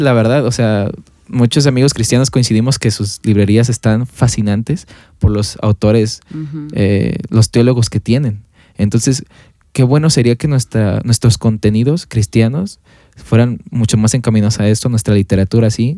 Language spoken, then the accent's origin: Spanish; Mexico; como cultura mexicana, eh, pasa en México